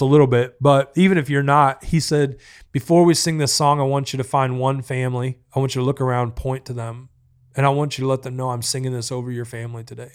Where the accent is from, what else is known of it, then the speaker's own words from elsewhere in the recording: the South, United States; I'm from the South